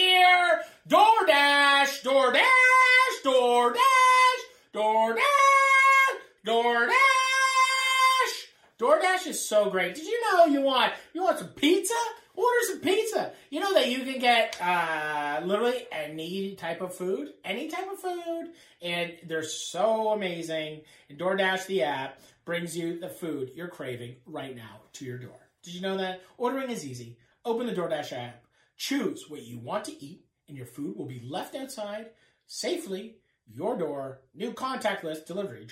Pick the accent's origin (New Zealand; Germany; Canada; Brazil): Canada; accent: Canadian; my Canadian accent